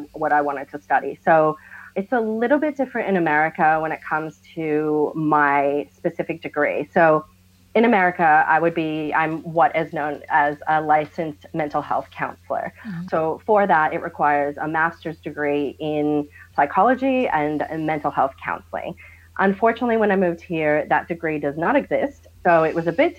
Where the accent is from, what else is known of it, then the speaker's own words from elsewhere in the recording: Boston, Massachusetts, United States; now in Australia; I'm from Boston, Massachusetts, in the US